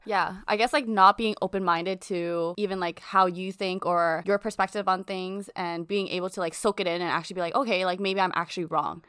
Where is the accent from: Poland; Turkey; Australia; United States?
Australia; I was born in Australia